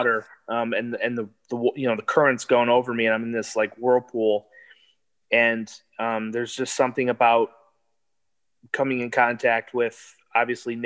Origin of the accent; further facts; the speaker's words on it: Michigan, United States; I grew up in Michigan and, you know, grew up on the lakes